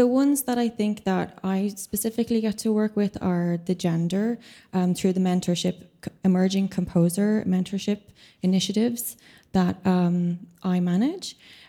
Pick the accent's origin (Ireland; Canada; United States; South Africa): Ireland; I'm also an Irish composer.